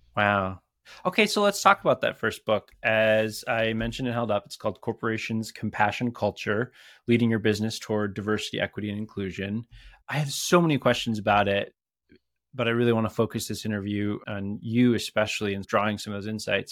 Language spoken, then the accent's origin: English; Minneapolis, Minnesota, United States; right here in my hometown.